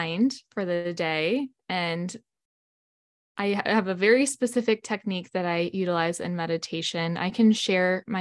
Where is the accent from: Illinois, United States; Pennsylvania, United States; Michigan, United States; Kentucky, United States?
Michigan, United States; I'm from Michigan